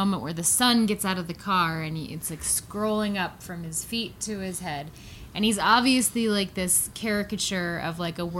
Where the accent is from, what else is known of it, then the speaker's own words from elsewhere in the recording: Colorado, United States; We're from Colorado.